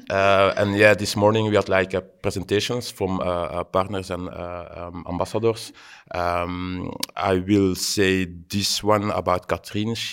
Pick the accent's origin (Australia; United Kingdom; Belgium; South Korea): Belgium; also born or lived in Leuven; Um, I'm from Belgium. Um, I'm living in Leuven.